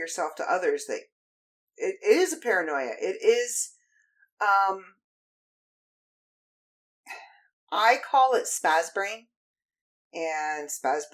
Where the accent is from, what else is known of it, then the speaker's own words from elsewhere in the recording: Canada; I am a Canadian.